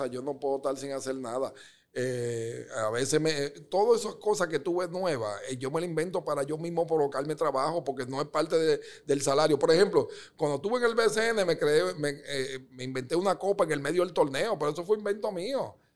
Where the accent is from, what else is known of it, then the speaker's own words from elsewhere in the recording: Dominican Republic; born there; yo lo tenía en el alma de que realmente, como yo nací en República Dominicana